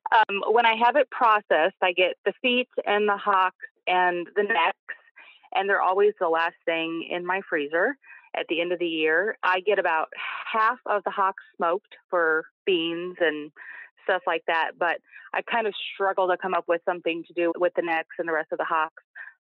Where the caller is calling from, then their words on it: Collinsville, Illinois, United States; I'm calling from Collinsville, Illinois, just across the river from St. Louis.